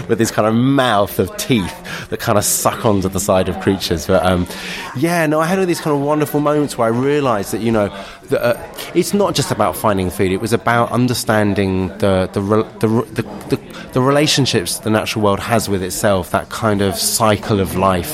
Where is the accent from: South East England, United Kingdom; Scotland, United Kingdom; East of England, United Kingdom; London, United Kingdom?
London, United Kingdom; I grew up in Kentish Town in central London